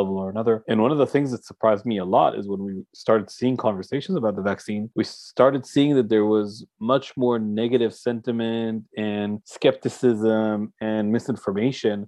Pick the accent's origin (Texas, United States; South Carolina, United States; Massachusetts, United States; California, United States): Massachusetts, United States; Boston; now in Tel Aviv, Israel; I was born in Boston